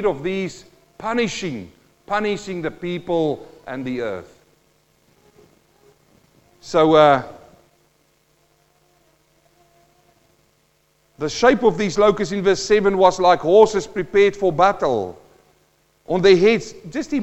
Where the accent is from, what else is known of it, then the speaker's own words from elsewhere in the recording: Western Transvaal, South Africa; also born or lived in New Zealand; now in Australia; I'm a boy from the Western Transvaal in South Africa.